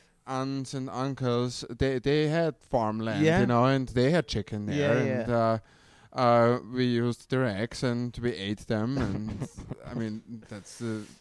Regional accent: Austria; English is a second language; now in Los Angeles, United States; we live in LA. I'm from Austria

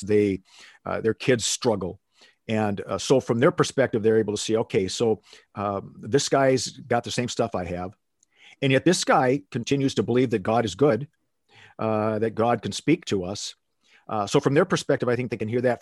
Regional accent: Minneapolis, Minnesota, United States; moved away as an adult; now in Phoenix, United States; I grew up in Minneapolis, Minnesota. and, uh, lived there for the first eighteen years of my life

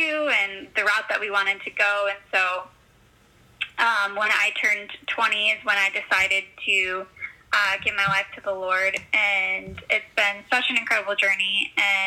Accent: Grand Rapids, Michigan, United States; I was born and raised in Grand Rapids, Michigan

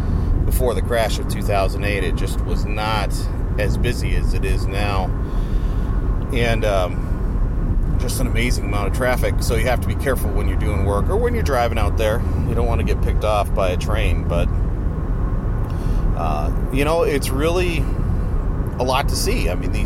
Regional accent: area near the Wisconsin Dells, United States; moved away; Now, I'm not from the Tolma area. I've got more connections a little further to the east and to the south, where we have our land, and we're more from that area near the Dells, Wisconsin Dells.

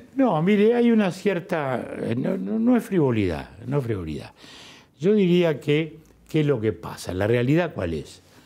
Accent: Montevideo, Uruguay; De chico era, de chico era la playa de Montevideo

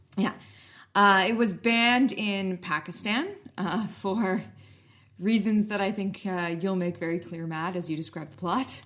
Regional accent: Canada; as a Canadian

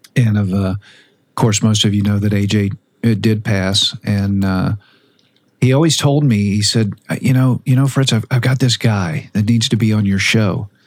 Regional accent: Boca Raton, Florida, United States; also born or lived in Fort Lauderdale; I'm from Boca Raton. I was born in Fort Lauderdale, so that's my old stomping ground

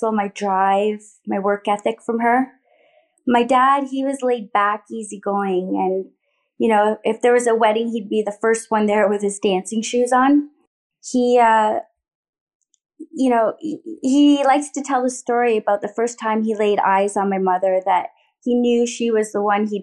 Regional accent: Thorold, Ontario, Canada; We lived in a modest neighborhood in the small town of Thorold on the Niagara Peninsula.

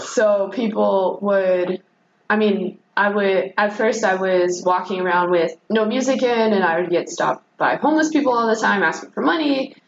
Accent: Jamestown, North Carolina, United States; moved away as an adult; I grew up in North Carolina in a suburb of Greensboro

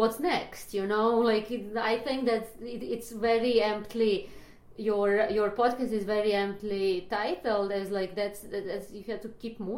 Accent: Belgrade, Serbia; moved away as an adult; now in New York, United States; I'm Serbian. I moved from Belgrade. I just finished psychology there

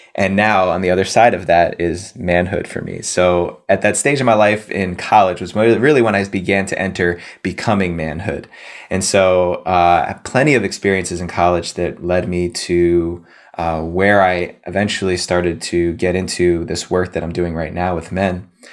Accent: New Jersey, United States; I grew up on the East Coast in New Jersey, just outside the suburbs of New York City

